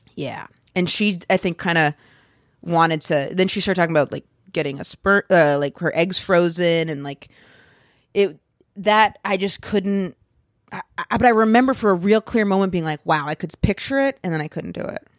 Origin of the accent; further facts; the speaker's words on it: Maine, United States; moved away; I'm from Maine